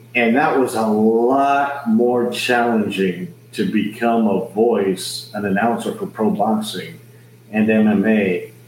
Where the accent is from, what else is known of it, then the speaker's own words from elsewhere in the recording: San Antonio, Texas, United States; I'm born and raised in San Antonio, Texas, South Texas